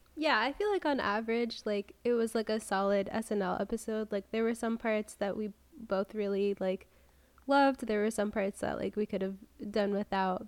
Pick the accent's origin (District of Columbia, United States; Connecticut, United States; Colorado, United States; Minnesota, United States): Connecticut, United States; moved away; I grew up in Connecticut